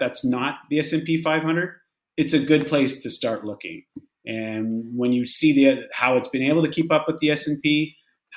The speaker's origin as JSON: {"language": "English", "town": "Sault Ste. Marie", "region": "Ontario", "country": "Canada", "tie": "born or raised there", "also_born_or_lived": "Saskatchewan / Windsor, Ontario / Toronto / Stouffville, Ontario", "moved": "as an adult", "lives_now": "Fort Lauderdale, United States", "said": "I'm originally from Canada. I was born in Saskatchewan. I grew up in a little town called Sault Ste. Marie in northern Ontario"}